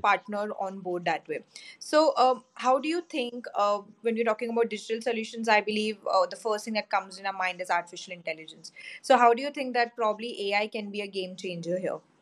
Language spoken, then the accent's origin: English; India; I'm from India